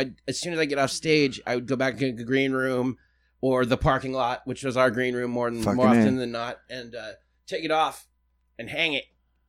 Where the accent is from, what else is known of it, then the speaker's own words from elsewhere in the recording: Soldotna, Alaska, United States; moved away as an adult; also born or lived in Las Vegas, Nevada; now in Portland, United States; I am from Soldotna, Alaska.